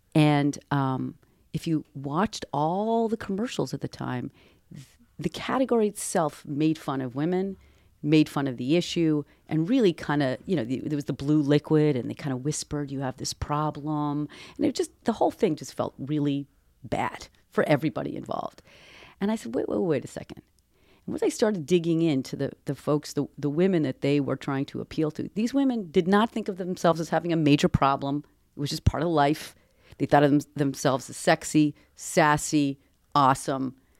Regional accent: Boston, Massachusetts, United States; I come from Boston. I come from academic circles

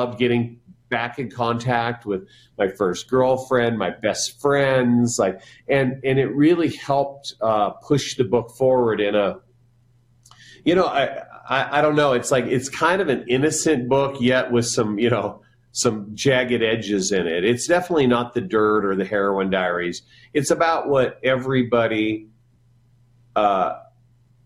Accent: Jerome, Idaho, United States; now in Wyoming, United States; where I grew up in Jerome, Idaho

